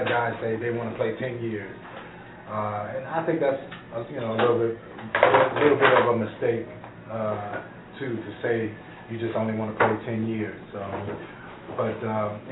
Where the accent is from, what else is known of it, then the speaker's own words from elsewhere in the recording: Chicago, Illinois, United States; I'm from Chicago